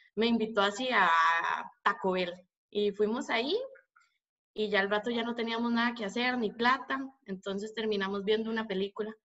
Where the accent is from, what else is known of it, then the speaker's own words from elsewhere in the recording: Costa Rica; soy tica. Estoy en mi casa aquí en Costa Rica